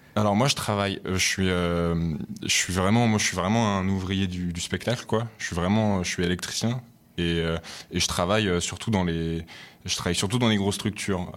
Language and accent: French; Lyon, Auvergne-Rhône-Alpes, France; je viens de Lyon à la base, donc c'est ma ville.